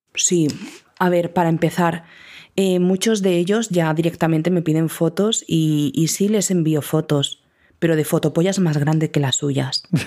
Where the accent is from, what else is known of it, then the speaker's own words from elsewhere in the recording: Andalusia, Spain; Como buena andaluza